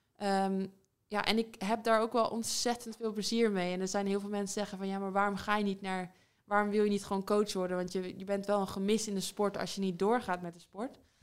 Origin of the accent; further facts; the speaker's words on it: Netherlands; moved away as an adult; now in England; dichtbij, dichtbij waar ik vandaan kom